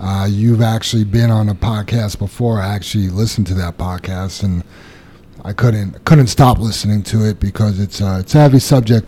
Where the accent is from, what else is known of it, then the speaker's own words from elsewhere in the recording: New York City, New York, United States; moved away; I remember growing up in Queens where I did as a kid